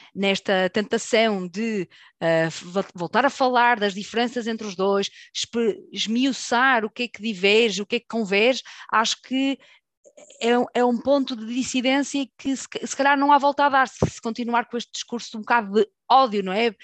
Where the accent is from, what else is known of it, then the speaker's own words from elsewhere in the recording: Portugal; nós, enquanto portugueses, que temos ligação com o Brasil forte